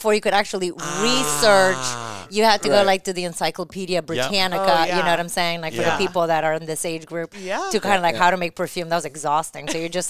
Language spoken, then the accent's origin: English; New Jersey, United States; I was super fancy because I talked to my parents because I was from New Jersey.